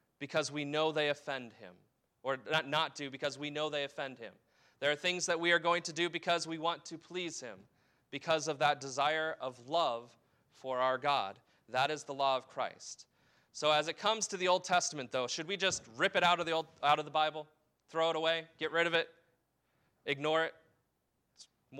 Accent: United States; as an American

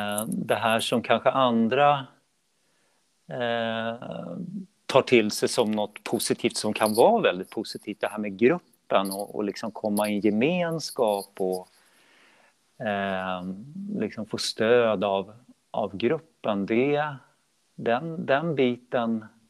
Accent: Uppsala, Uppsala County, Sweden; sen började jag starta egna klasser i Uppsala mm. där jag är född och uppvuxen

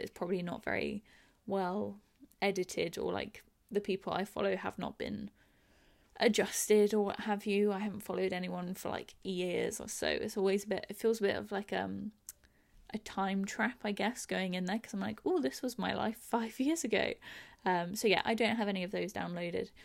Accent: England, United Kingdom; I'm English. I live in London.

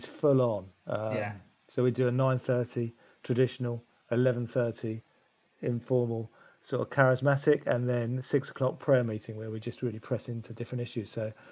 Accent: London, United Kingdom; now in Crawley, United Kingdom; I was born in South London. I'm a South London boy

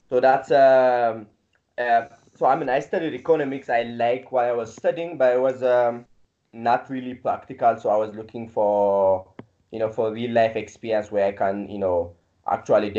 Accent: Addis Ababa, Ethiopia; also born or lived in India; I'm from Ethiopia, Addis

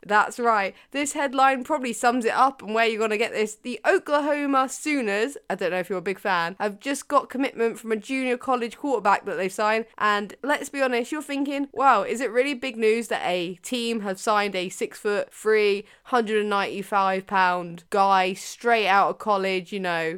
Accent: United Kingdom; as a Brit

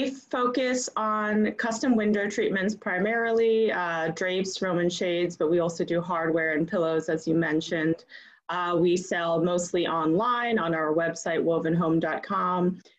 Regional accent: Bangkok, Thailand; I grew up abroad. I grew up in Bangkok. My mother was Thai. My father was from is from Boston, a New Englander.

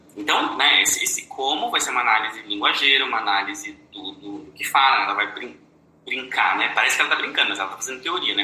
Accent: Brazil; nós, no Brasil, não somos brancos

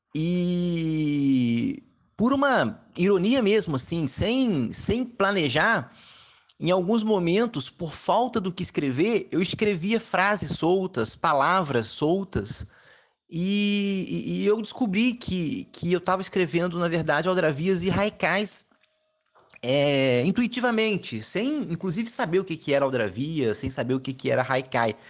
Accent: Volta Redonda, Rio de Janeiro, Brazil; moved away as an adult; now in Rio de Janeiro, Brazil; eu sou de Volta Redonda, interior do estado do Rio

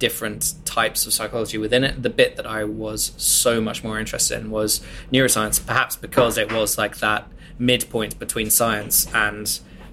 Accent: Kent, South East England, United Kingdom; moved away as an adult; also born or lived in Bath; now in London, United Kingdom; I grew up down in Kent, so that's one of those places which isn't in London

